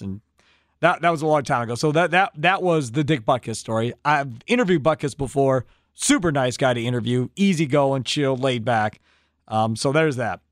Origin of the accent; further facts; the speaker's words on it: Kenosha, Wisconsin, United States; Growing up in Kenosha